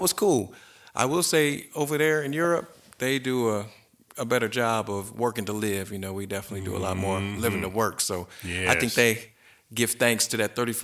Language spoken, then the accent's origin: English; Indianapolis, Indiana, United States; Born and raised in Naptown, you know, Indianapolis